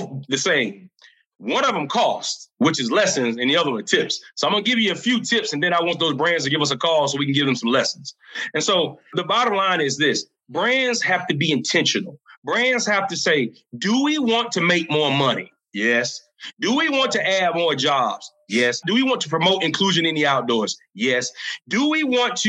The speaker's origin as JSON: {"language": "English", "region": "South Carolina", "country": "United States", "tie": "born or raised there", "said": "The state of South Carolina, which is my home state where I'm from"}